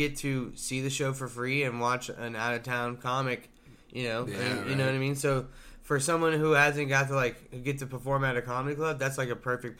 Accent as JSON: {"language": "English", "town": "Tulsa", "region": "Oklahoma", "country": "United States", "said": "Because I'm from"}